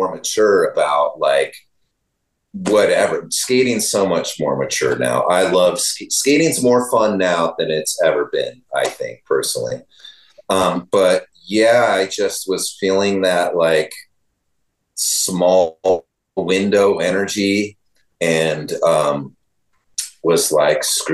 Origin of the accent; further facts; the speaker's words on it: Northern California, United States; I was just from NorCal